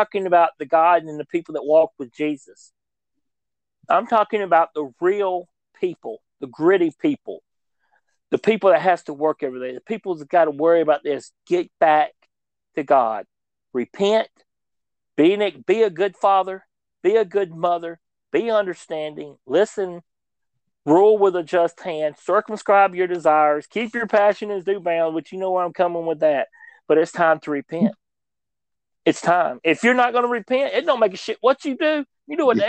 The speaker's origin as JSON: {"language": "English", "country": "United States", "said": "we as an American people"}